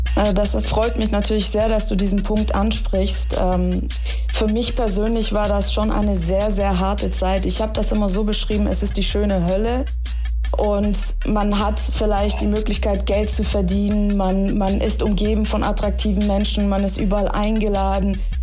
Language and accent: German; Stuttgart, Baden-Württemberg, Germany; also born or lived in Tehran, Iran / Los Angeles; Ich bin übrigens in Teheran geboren, ich bin mit drei Jahren dann nach Stuttgart gekommen.